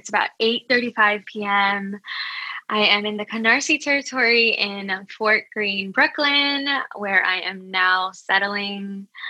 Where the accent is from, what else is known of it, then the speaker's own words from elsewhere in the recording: Metro Manila, Philippines; So yes, I identify as a Filipino American, although Filipino has a huge historical term. You know, we are also from different parts of islands in the Philippines.